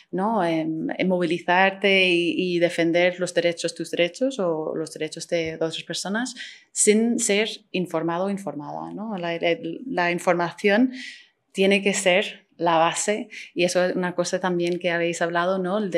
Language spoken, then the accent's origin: Spanish; Ireland; Spanish is a second language; Sí, soy irlandesa